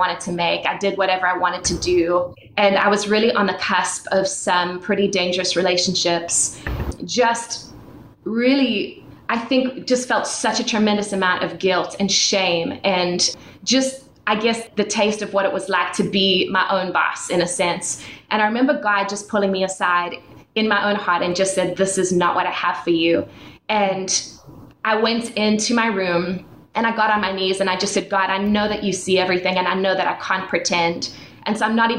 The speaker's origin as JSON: {"language": "English", "country": "South Africa", "tie": "born or raised there", "moved": "yes", "said": "I was born and raised in South Africa, and I was born into a Christian family."}